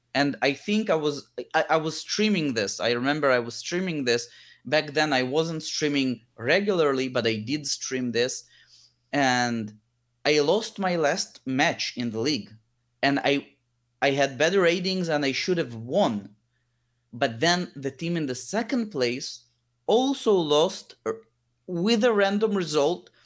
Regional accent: Israel; also born or lived in Lithuania; when I was seven year old, we moved from Lithuania to Israel

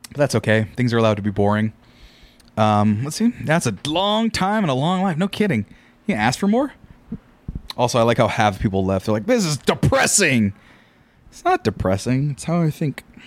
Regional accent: Central Valley of California, United States; I grew up in the Central Valley of California where there's not much

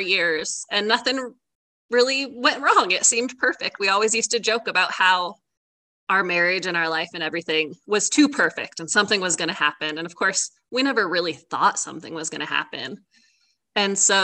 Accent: Bend, Oregon, United States; I grew up in Central Oregon in Bend, and I was born and raised there

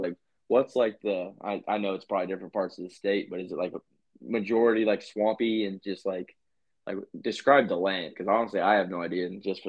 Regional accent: Virginia, United States; moved away; I grew up in Virginia

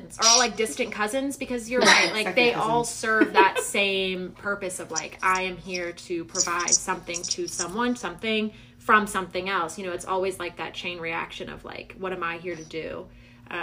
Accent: the Bible Belt, the South, United States; because we're from the Bible Belt.

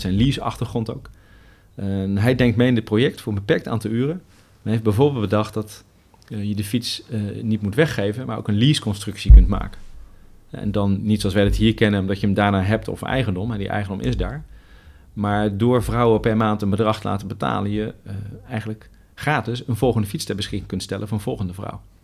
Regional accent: Netherlands; wij eh, als Nederlanders

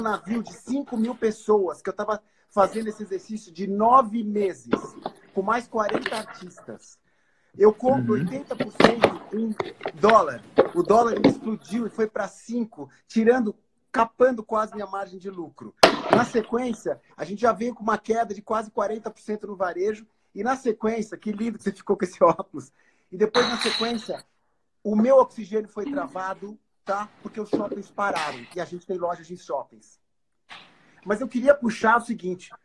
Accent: Brazil; nós, como brasileiros

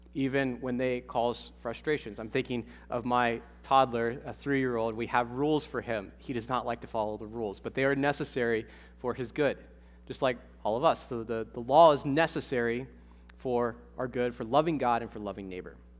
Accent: Ohio, United States; moved away; also born or lived in Massachusetts; I'm from Ohio

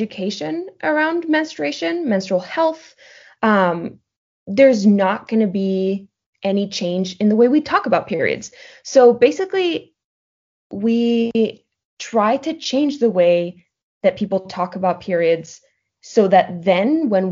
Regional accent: Madrid, Community of Madrid, Spain; also born or lived in Portland, Oregon; I am originally from Madrid, Spain.

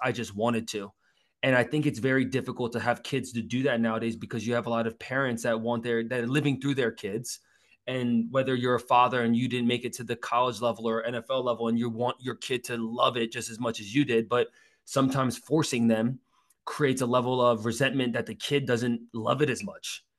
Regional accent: United States; also born or lived in South Korea (ancestry); I grew up in Jersey and, and, and New York as a kid, and my dad still lives in Queens

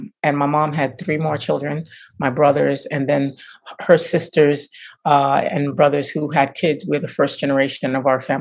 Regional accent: New York City, New York, United States; moved away as an adult; also born or lived in Baltimore; I'm from Crown Heights, Brooklyn, St. Mark's and Kingston, between Kingston and Albany on the Kingston side.

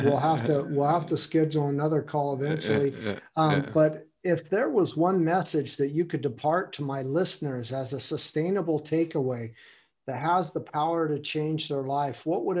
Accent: United States; now in Germany; I'm from America, but I live in Germany. My family is German and Austria on my mother's mm-hmm. side, and have a lot from Spain, Italy, and relatives and that.

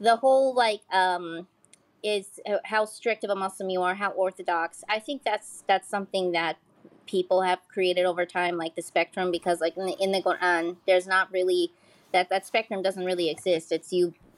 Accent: United States; I was born in the US.

